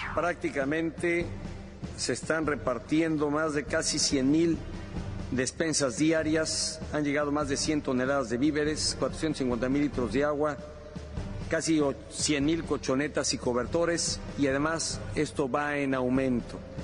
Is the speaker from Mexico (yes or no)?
yes; Mexico; somos la familia mexicana